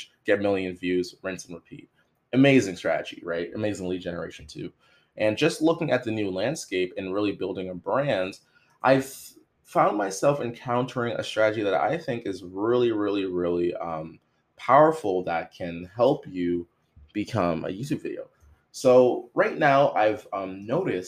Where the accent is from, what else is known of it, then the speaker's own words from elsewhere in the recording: Toronto, Ontario, Canada; I'm from Toronto